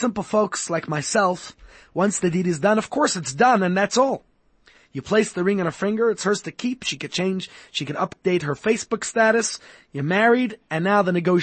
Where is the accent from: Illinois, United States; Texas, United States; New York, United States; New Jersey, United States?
New York, United States; New York City; I grew up in Brooklyn, New York